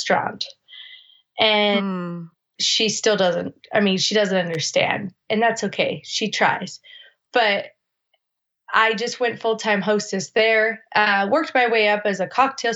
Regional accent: Minneapolis, Minnesota, United States; moved away as an adult; also born or lived in Newport Beach, California / South Dakota; went back to Minneapolis. And at 20, I decided I was going to move to California

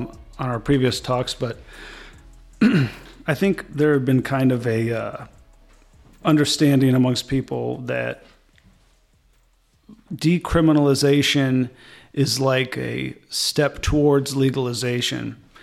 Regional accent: Champaign, Illinois, United States; I'm from Champaign.

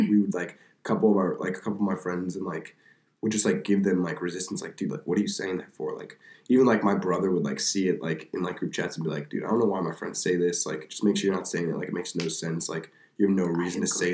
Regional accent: New Jersey, United States; I'm from North Jersey.

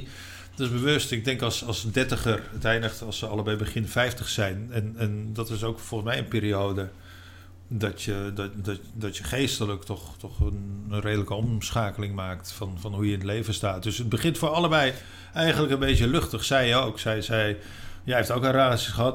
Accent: Utrecht, Netherlands; moved away as an adult; also born or lived in Rotterdam / Spain; Ik kom uit Utrecht, heb in Rotterdam gewoond en daarna in Spanje.

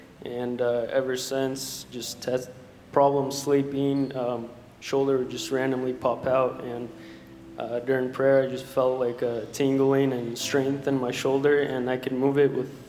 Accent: Oregon, United States; from Oregon

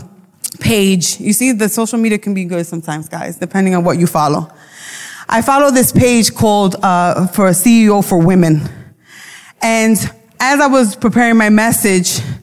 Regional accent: New York City, New York, United States; accent: Brooklyn; My accent comes out. I don't pronounce words correctly. My Brooklyn comes out.

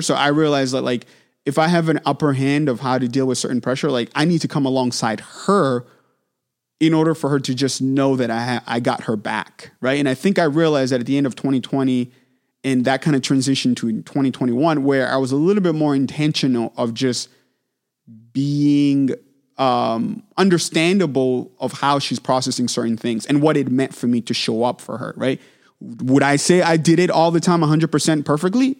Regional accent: Manchester, New Hampshire, United States; I got opportunity to start teaching at local studios where I grew up in Manchester, New Hampshire.

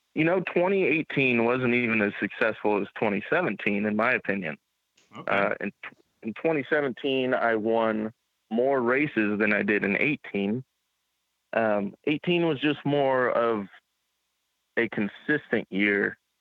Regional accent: Carlisle, Iowa, United States; also born or lived in Des Moines, Iowa; I was born in Des Moines, Iowa, and uh, I grew up in Carlisle, Iowa, little small town just outside Des Moines, and uh, still currently live there even.

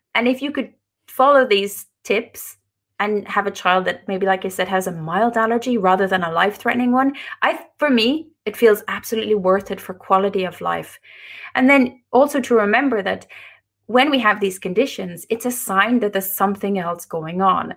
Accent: Ireland; moved away as an adult; now in Norway; I live in Norway. I'm Irish, but, uh, we live in Norway now

